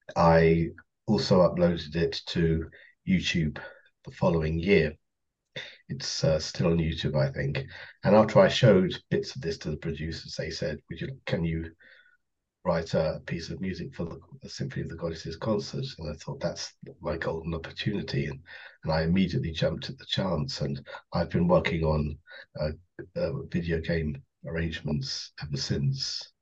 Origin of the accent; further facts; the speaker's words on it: Kent, South East England, United Kingdom; I come from Kent, just outside London